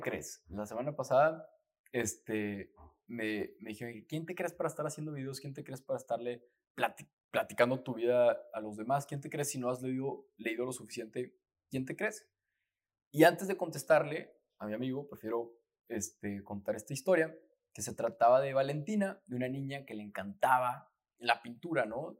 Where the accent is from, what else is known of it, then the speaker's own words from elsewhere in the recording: Torreón, Coahuila, Mexico; todos mis veranos, ahí, en, pues en Torreón, yo soy de Torreón